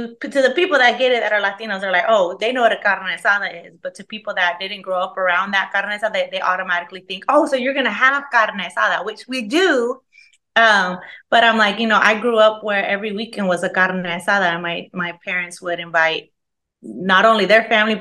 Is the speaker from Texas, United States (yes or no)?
yes; Dallas, Texas, United States; I'm originally from Dallas, Texas. I've never lived anywhere else ever